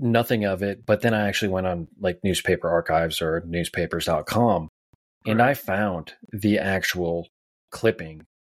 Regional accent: Wisconsin Rapids, Wisconsin, United States; growing up in Wisconsin Rapids

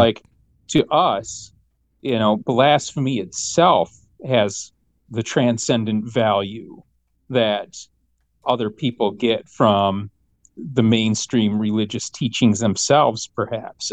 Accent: Michigan, United States; growing up in Michigan

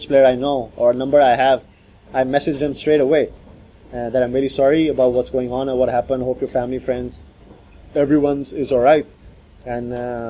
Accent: Pakistan; I'm from Pakistan

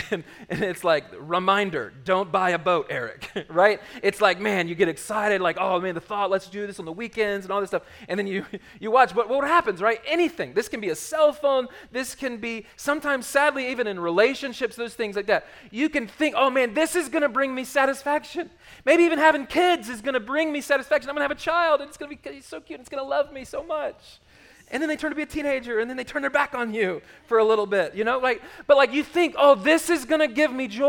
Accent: Charlotte, North Carolina, United States; born or raised there; moved away as an adult

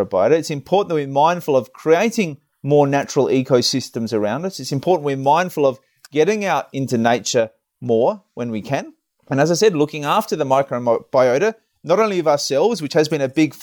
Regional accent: Adelaide, South Australia, Australia; my hometown of Adelaide

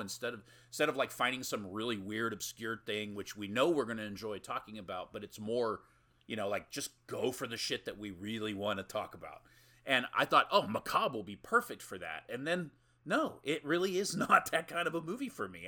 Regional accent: United States; I'm American

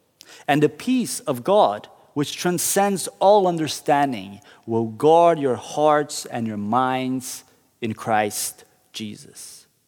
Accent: Curitiba, Paraná, Brazil; We were driving through downtown Curitiba, the city I grew up in Brazil.

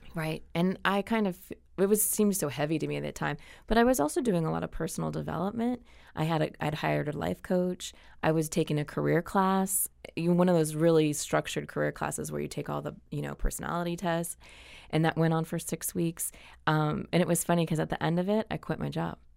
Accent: Anaheim, California, United States; I grew up in Orange County. So I grew up in Anaheim Hills

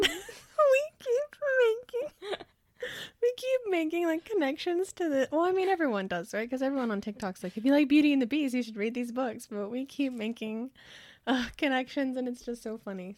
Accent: California, United States; we're both from California

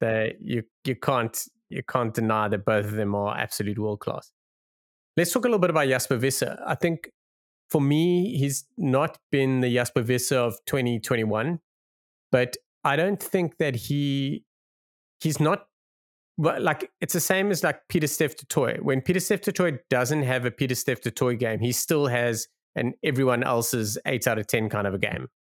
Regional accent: South Africa; as a South African

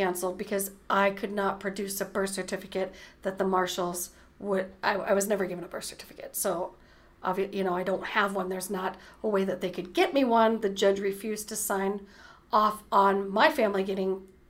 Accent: Cleveland, Ohio, United States; born there; on my passport, it states I was born in Cleveland.

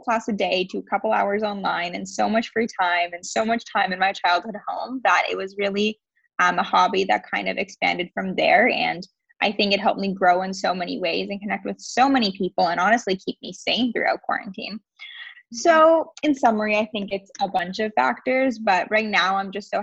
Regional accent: just outside of Toronto, Ontario, Canada; I am from Ontario, Canada, just outside of Toronto

